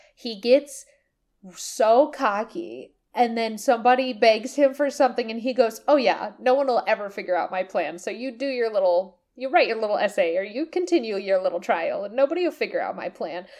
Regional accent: United States; me as an American

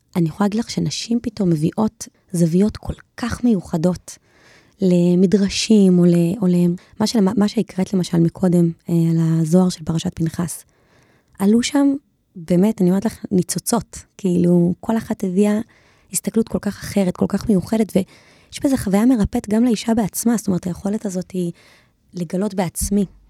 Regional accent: Jerusalem, Jerusalem District, Israel; אנחנו ירושלמים

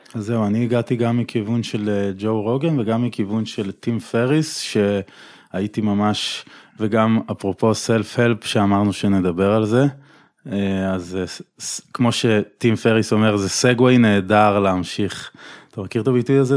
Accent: Tel Aviv, Tel Aviv District, Israel; תל אביבי במקור

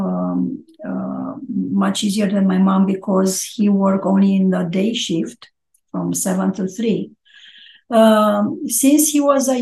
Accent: Ploiești, Prahova, Romania; also born or lived in Bucharest; I'm Romanian. I was born Orthodox. Was born in Ploiești, close to Bucharest, and I study university in Bucharest.

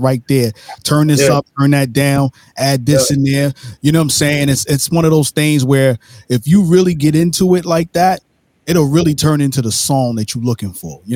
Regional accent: New York City, New York, United States; I'm from Brooklyn, New York, born and raised.

